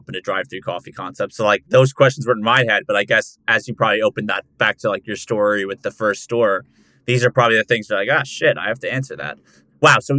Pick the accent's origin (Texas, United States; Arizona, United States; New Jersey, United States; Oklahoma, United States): New Jersey, United States; I grew up in New Jersey